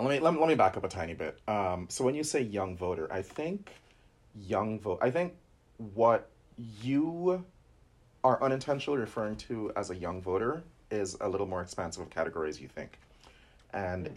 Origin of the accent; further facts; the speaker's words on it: New Jersey, United States; I'm from North Jersey